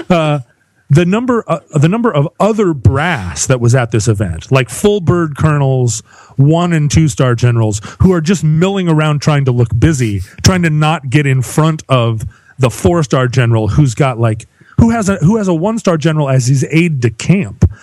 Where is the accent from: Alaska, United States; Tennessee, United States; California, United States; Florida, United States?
Alaska, United States; I grew up in Alaska.